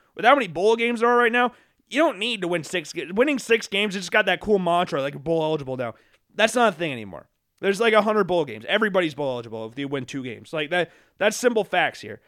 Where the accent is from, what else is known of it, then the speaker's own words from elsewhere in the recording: Des Moines, Iowa, United States; moved away; also born or lived in Oskaloosa / Cedar Falls; I grew up in Des Moines